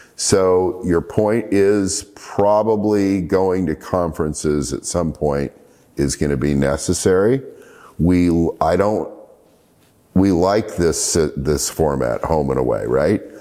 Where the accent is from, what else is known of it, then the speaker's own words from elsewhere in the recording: Portland, Oregon, United States; moved away; my hometown of Portland, Oregon. When I lived in Portland, Oregon